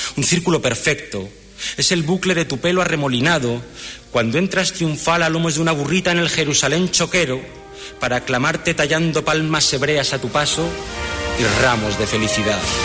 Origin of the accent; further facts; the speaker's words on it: Huelva, Andalusia, Spain; soy cofrade, soy de Huelva, soy de Dios